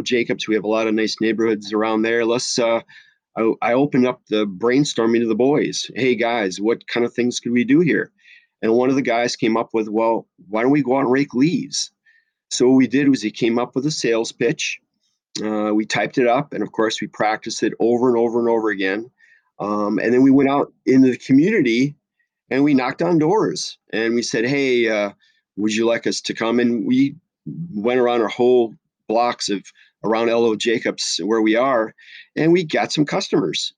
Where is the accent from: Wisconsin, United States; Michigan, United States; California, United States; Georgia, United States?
Wisconsin, United States; La Crosse; now in Minnesota, United States; I grew up in Lacrosse, Wisconsin, so I am a cheesehead